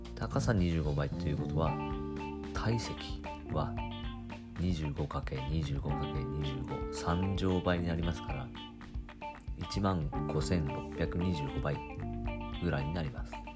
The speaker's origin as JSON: {"language": "Japanese", "region": "Kagoshima", "country": "Japan", "tie": "born or raised there", "said": "私鹿児島 出身ですけれど"}